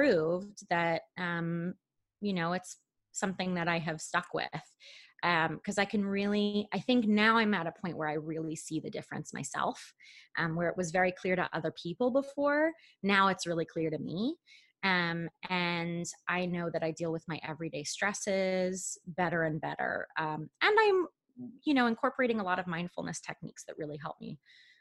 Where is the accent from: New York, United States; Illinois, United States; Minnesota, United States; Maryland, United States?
New York, United States; moved away as an adult; now in California, United States; I'm from New York